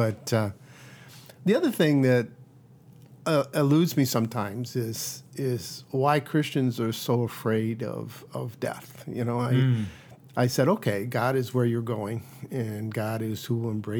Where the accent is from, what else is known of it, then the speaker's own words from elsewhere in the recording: Royal Oak, Michigan, United States; moved away as an adult; also born or lived in New York / St. Louis / Caribbean; now in Bangor, United States; Yeah, I grew up outside Detroit in a town called Royal Oak, and went away to school in New York for undergrad, and then back to University of Michigan for medical school.